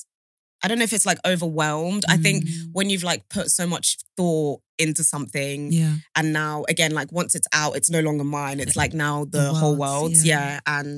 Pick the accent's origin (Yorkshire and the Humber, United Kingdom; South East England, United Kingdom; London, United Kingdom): London, United Kingdom; also born or lived in Sierra Leone; So I grew up in Southeast. Born in Sierra Leone, moved to like the UK when I was 8 and basically moved around Southeast London, everywhere from like Norwood to Clapham, but basically ended up in like Lewisham / Catford